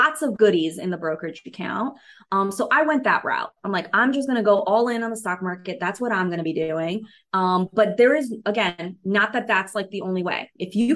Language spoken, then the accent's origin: English; New York, United States; I'm a city girl. I grew up in New York, you know, I lived in New York City for 15 years